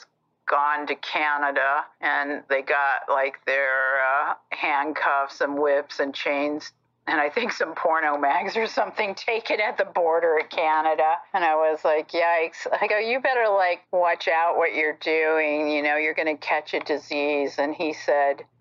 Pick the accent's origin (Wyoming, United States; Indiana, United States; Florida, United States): Indiana, United States; Fort Wayne; born or raised there; moved away